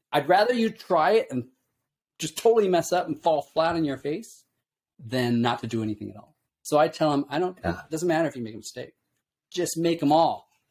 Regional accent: Illinois, United States; moved away; also born or lived in California / Japan; I grew up in the Midwest in Illinois

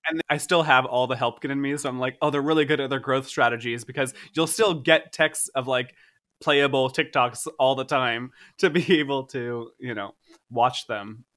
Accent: Boca Raton, Florida, United States; I was born, I was born in Florida. I was like, I'm, like, I don't know, I was born in Boca Raton

